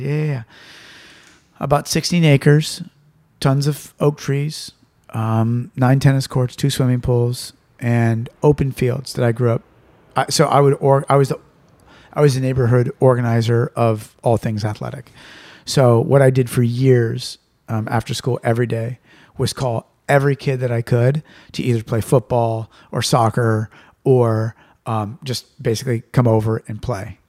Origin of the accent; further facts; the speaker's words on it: Santa Rosa, California, United States; my hometown and, and, and a lot of the neighborhoods that I grew up